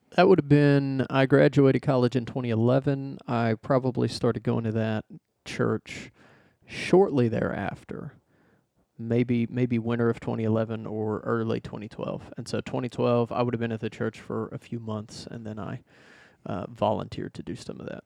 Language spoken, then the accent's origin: English; Arkansas, United States; moved away as an adult; I'm from Arkansas originally. Uh, I lived there for thirty-something years.